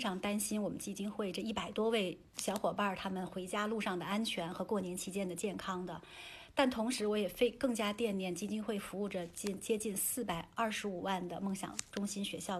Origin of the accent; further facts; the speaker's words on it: China; 那作为中国人，我们应该善待一线的这个医护人员